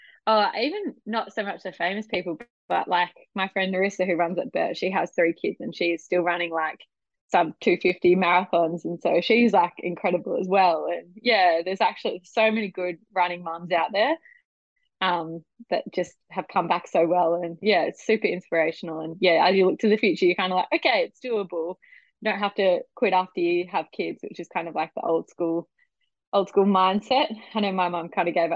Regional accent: Adelaide, South Australia, Australia; moved away as an adult; now in Brisbane, Australia; I was born in Adelaide. Born and bred in Adelaide. Moved to Brisbane in 2018.

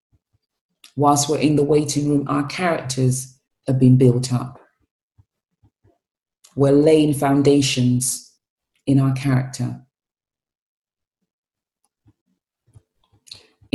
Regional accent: Sierra Leone; moved away; growing up in Sierra Leone

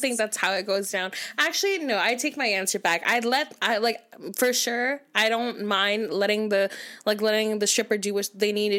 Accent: Canada; Because we're Canadian.

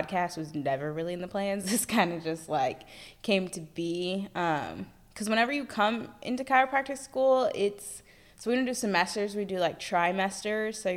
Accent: Fort Worth, Texas, United States; now in Dallas, United States; I grew up all my life in Fort Worth, Texas, but now I live here in Dallas

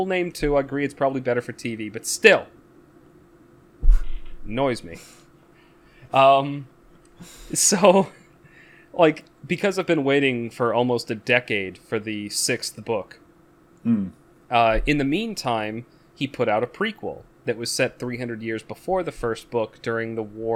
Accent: United States; as an American watching it

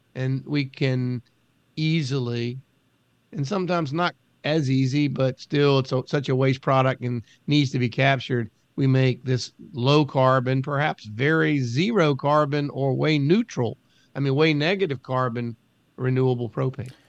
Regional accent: United States; growing up on the Chesapeake Bay, living on a river

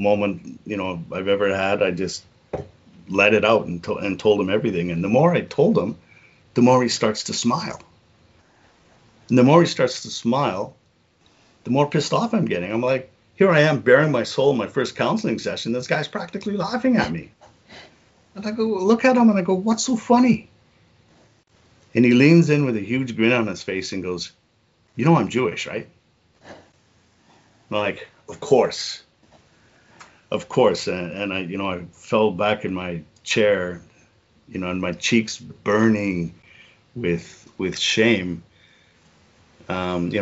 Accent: Liverpool, North West England, United Kingdom; moved away; I'm from Liverpool

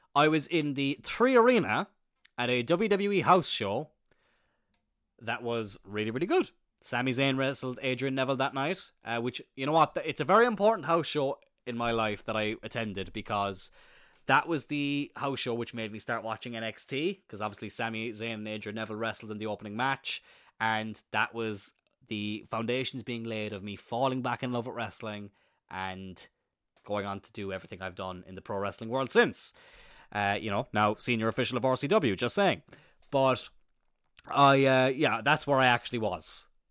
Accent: Ireland; I'm from Ireland

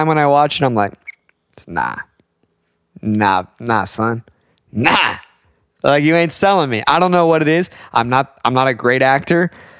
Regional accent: United States; And as an American

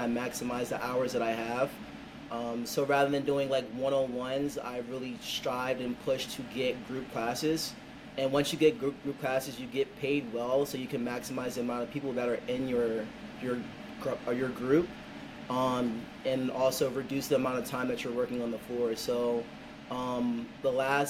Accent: Bowie, Maryland, United States; I'm originally from the Bowie, Maryland area

